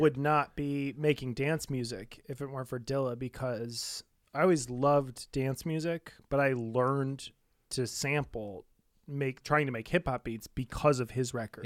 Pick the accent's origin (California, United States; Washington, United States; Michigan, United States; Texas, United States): Michigan, United States; Detroit; moved away as an adult; also born or lived in New York; I'm from Detroit